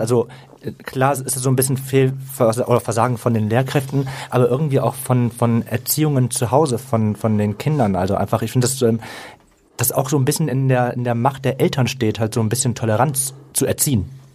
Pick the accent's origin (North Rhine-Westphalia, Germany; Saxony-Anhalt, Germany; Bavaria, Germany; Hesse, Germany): North Rhine-Westphalia, Germany; Mönchengladbach; Ich komme aus Mönchengladbach, gebürtig